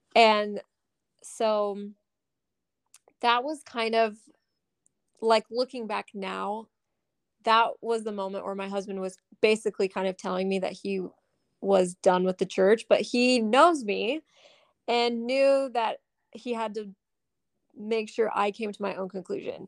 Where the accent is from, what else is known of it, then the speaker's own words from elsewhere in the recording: Southern Utah, United States; moved away as an adult; also born or lived in Las Vegas; growing up in Southern Utah